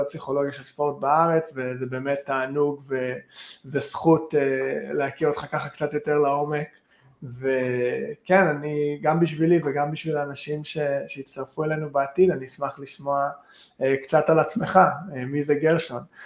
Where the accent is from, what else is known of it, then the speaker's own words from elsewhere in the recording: Vancouver, British Columbia, Canada; moved away as an adult; now in Israel; אני אישית מקנדה, מוונקובר